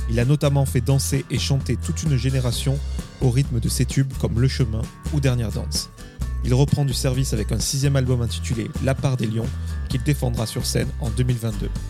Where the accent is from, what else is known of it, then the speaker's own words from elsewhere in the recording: Vernouillet, Île-de-France, France; Des Yvelines